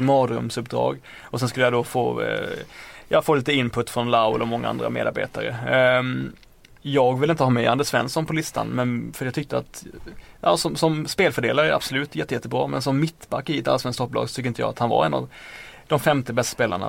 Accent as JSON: {"language": "Swedish", "region": "Blekinge", "country": "Sweden", "said": "Jag kom från Blekinge"}